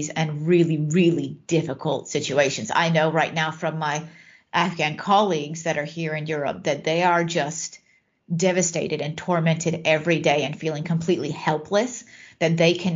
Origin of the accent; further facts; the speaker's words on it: United States; now in Netherlands; I am American